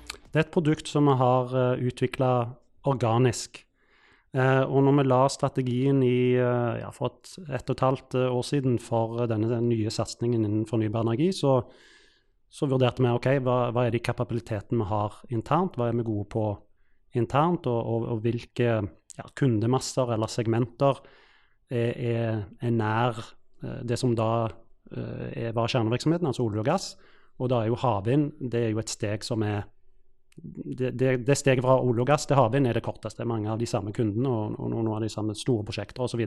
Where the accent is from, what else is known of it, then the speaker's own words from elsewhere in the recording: Stavanger, Rogaland, Norway; moved away; når jeg vokste opp i Stavanger